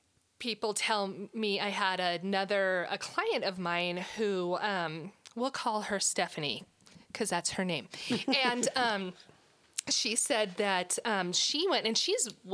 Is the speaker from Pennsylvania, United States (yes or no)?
no; Arvada, Colorado, United States; growing up in Arvada